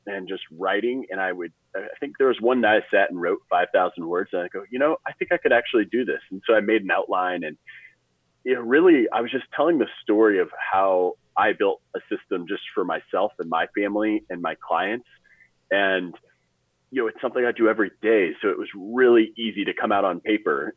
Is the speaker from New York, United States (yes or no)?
no; St. Louis, Missouri, United States; I'm from St. Louis